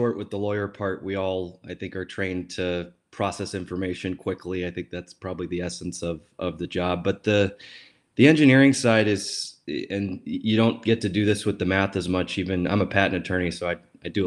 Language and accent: English; Western New York, United States; moved away as an adult; now in Washington, DC, United States; I'm from Western New York